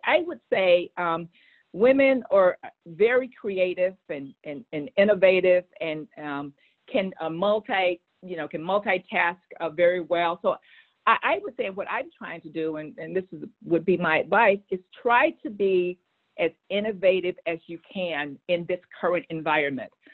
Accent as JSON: {"language": "English", "region": "Texas", "country": "United States", "also_born_or_lived": "Boston", "moved": "as an adult", "said": "I said I'm a Texan. I want to go back um, to Texas, and, um, and, those are my roots"}